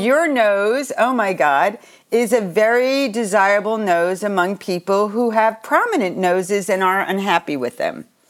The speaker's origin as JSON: {"language": "English", "area": "Long Island", "region": "New York", "country": "United States", "tie": "born or raised there", "said": "where I grew up on Long Island"}